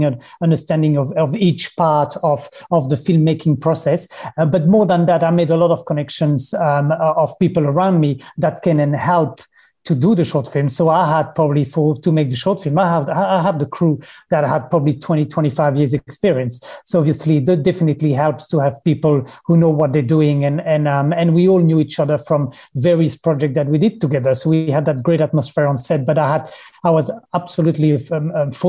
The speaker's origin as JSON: {"language": "English", "country": "Belgium", "tie": "born or raised there", "moved": "as an adult", "lives_now": "New Zealand", "said": "I'm originally from Belgium. I've been here in New Zealand for 15 years now, but I was born in Belgium."}